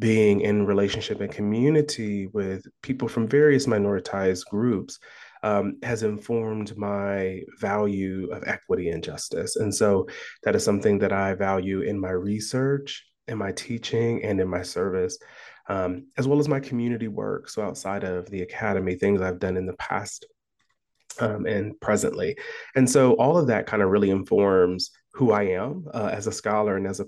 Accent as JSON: {"language": "English", "town": "Columbus", "region": "Ohio", "country": "United States", "tie": "born or raised there", "moved": "as an adult", "lives_now": "Iowa, United States", "said": "I was born and raised in Columbus, Ohio"}